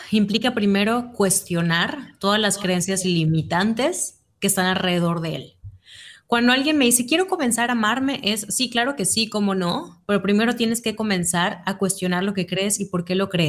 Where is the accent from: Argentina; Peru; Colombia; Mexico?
Mexico; Mérida, Yucatán; tengo 31 años, soy de Mérida, Yucatán, México.